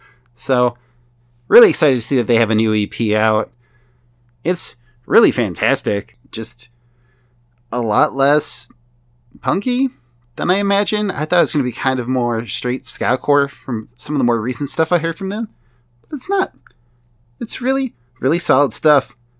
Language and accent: English; United States; I'm from the United States. We say soccer.